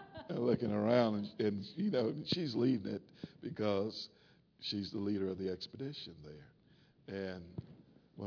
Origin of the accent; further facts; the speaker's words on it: North Carolina, United States; growing up in North Carolina